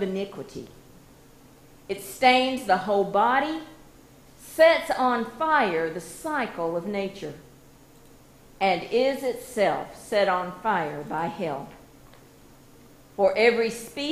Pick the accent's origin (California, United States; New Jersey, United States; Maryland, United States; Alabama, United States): Alabama, United States; Hueytown; growing up on Hill Avenue, we had a road full of kids there in Hueytown